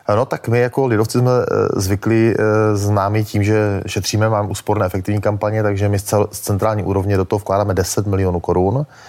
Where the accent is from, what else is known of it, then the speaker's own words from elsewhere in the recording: Moravia, Olomouc Region, Czechia; já jsem z Moravy, z Olomouckého kraje